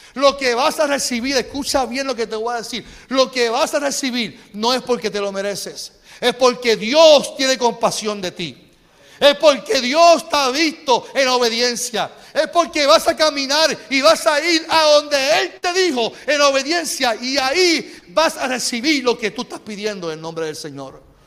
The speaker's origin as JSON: {"language": "Spanish", "town": "Carolina", "country": "Puerto Rico", "tie": "born or raised there", "said": "yo me crié en, en Cacolina. En Cacolina"}